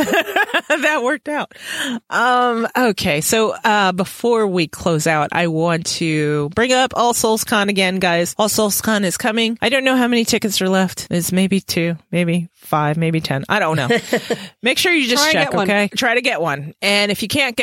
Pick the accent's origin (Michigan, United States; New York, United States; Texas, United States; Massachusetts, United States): New York, United States; even growing up in New York